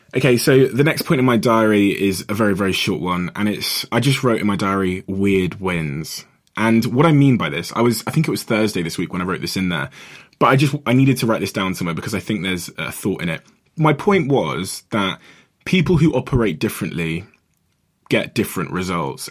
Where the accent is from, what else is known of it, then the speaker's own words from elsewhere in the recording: Botswana; I was born in Botswana, just near South Africa.